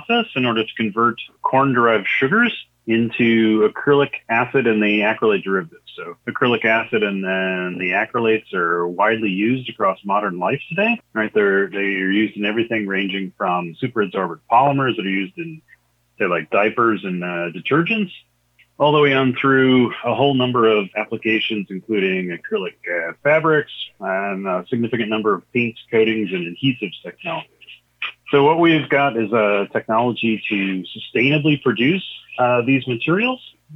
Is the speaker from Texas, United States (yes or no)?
no; Michigan, United States; also born or lived in Champaign-Urbana, Illinois; I was born in Michigan, you know, relatively rural location, saw a number of different farms throughout the course of my life, even lived down in Champaign-Urbana for a while